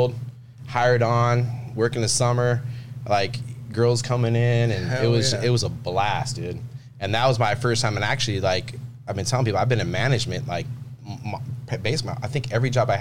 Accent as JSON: {"language": "English", "town": "Carlsbad", "region": "California", "country": "United States", "said": "I'm from Carlsbad."}